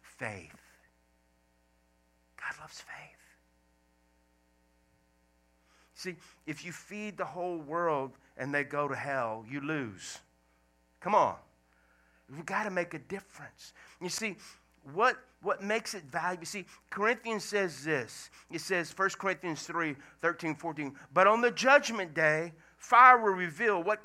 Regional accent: Louisiana, United States; moved away as an adult; also born or lived in Washington State; I left Washington State to come back to Louisiana, because I'm originally from Louisiana

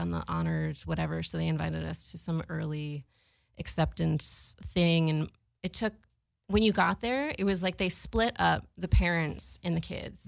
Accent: Boston, Massachusetts, United States; I was growing up in Boston

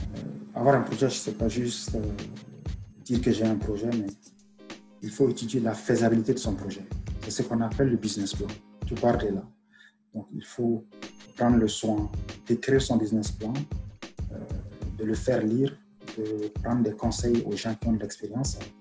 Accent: Mali; moved away as an adult; also born or lived in Algeria / Strasbourg, France / Mulhouse, France; now in Quebec, Canada; je suis né au Mali, j'ai grandi au Mali

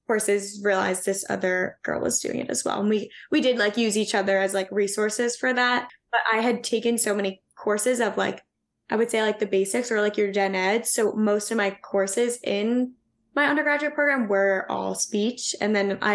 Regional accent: Long Island, New York, United States; moved away as an adult; also born or lived in Pennsylvania; I'm originally from Long Island in New York

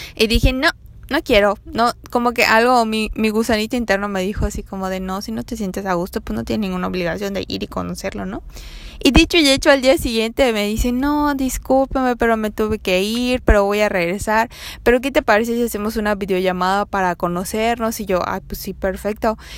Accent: Mérida, Yucatán, Mexico; soy de Mérida

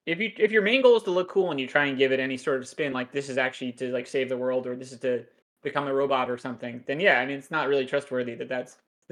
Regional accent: United States; in America, growing up as a kid

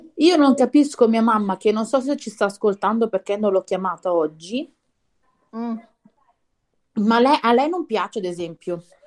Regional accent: near Novara, Piedmont, Italy; also born or lived in Milan; quando sono nata io eravamo a Milano e poi ci siamo trasferiti verso Novara.

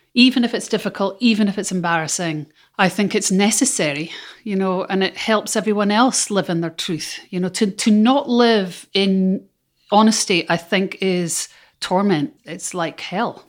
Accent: Scotland, United Kingdom; as a Scot. I come from a tiny island

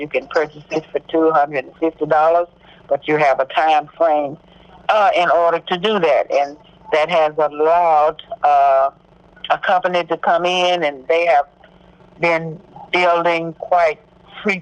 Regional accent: Corsicana, Texas, United States; I was born right outside of Corsicana, but we moved to Corsicana before I knew myself

